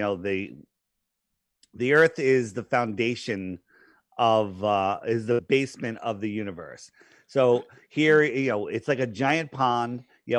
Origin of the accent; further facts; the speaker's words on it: East Coast, United States; I grew up on the East Coast. Yeah. I still live here.